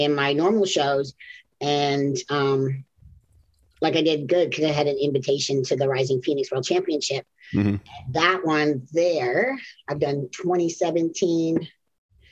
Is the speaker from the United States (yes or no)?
no; Canada; moved away; originally I'm from Canada